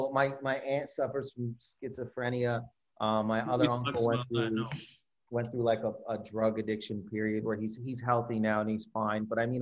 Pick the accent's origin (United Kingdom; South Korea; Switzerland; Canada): Canada; Windsor, Ontario; so I grew up in Windsor, Ontario